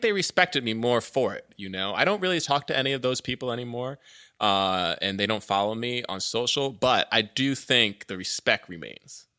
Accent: Orlando, Florida, United States; I grew up in Orlando

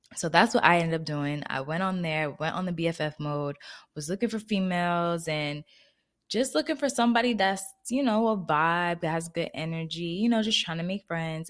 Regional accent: New Jersey, United States; moved away as an adult; also born or lived in Florida; I moved back to Jersey where I'm originally from

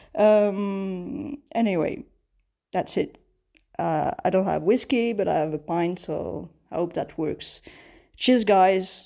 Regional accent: Sri Lanka; I'm from Sri Lanka

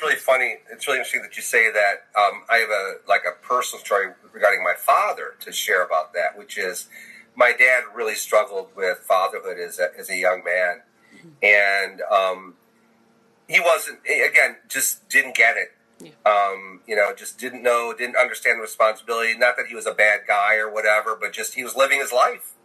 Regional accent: Michigan, United States; moved away; also born or lived in Texas; I grew up in the north. I grew up in Michigan

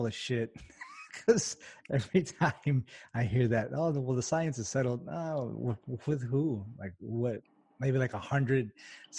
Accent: El Paso, Texas, United States; I'm from El Paso

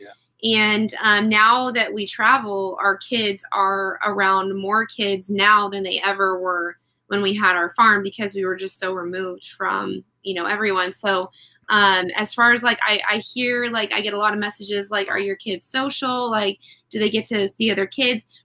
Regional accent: Puyallup, Washington, United States; I grew up in Puyallup, Washington

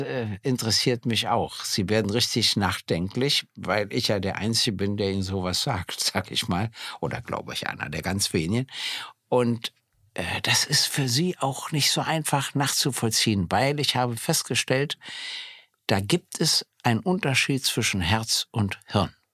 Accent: East Germany, Germany

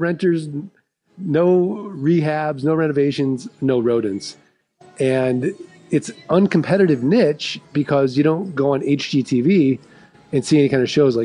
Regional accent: St. Louis, Missouri, United States; I'm from St. Louis, like we're the show me state

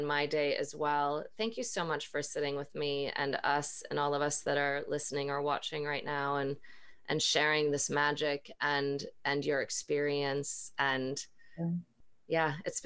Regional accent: Northern Minnesota, United States; I'm from Northern Minnesota.

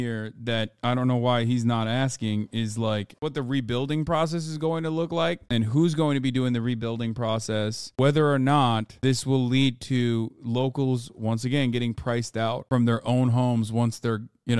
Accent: Maui, Hawaii, United States; I was born and raised on Maui. The news has been absolutely devastating. The fires have wiped out an entire historic town that I have spent a lot of my life in.

